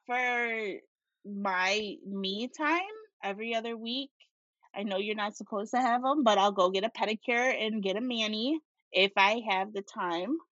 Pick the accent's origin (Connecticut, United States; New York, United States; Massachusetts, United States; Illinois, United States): New York, United States; Syracuse; also born or lived in Rochester, New York; My grandma lived about an hour and a half away from where I grew up in Syracuse, New York.